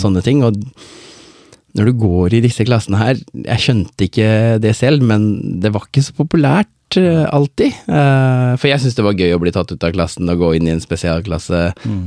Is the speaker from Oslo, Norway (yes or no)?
yes; Oslo, Norway; born or raised there; also born or lived in Båtsfjord, Norway; now in Skien, Norway